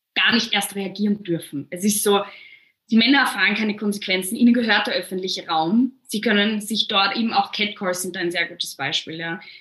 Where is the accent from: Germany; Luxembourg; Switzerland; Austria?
Austria; Vienna; bei uns in Wien